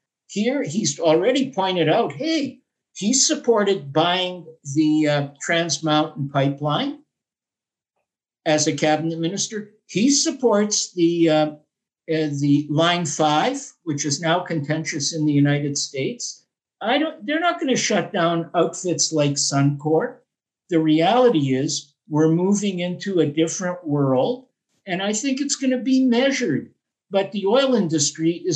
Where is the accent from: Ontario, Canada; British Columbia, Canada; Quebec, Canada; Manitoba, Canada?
Manitoba, Canada; I am from Manitoba